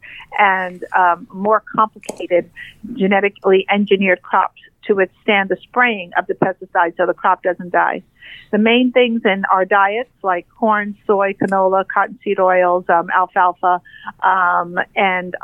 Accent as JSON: {"language": "English", "town": "New York City", "region": "New York", "country": "United States", "said": "I'm a gal from New York City"}